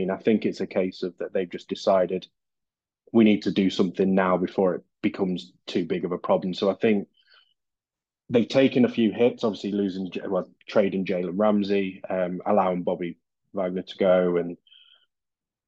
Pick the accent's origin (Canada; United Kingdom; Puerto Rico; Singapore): United Kingdom; Derby, East Midlands; I'm from Derby in England